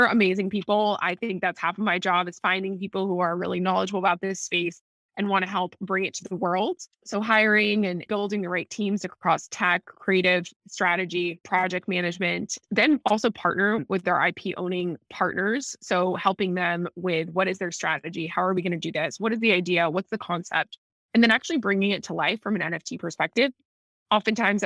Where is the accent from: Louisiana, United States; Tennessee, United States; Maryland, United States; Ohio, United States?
Tennessee, United States; Nashville; also born or lived in San Diego / Bay Area / New York / Singapore; now in Miami, United States; I am originally from Nashville, Tennessee, so Southern girl at heart